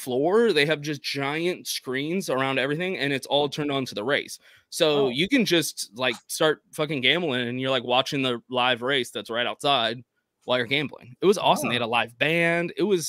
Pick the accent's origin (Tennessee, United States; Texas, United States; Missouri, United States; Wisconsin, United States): Texas, United States; I'm from Texas.